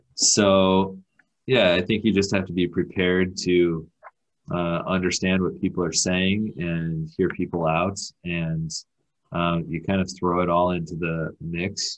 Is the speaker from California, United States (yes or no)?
yes; Escondido, California, United States; moved away; also born or lived in Chicago; my hometown of Escondido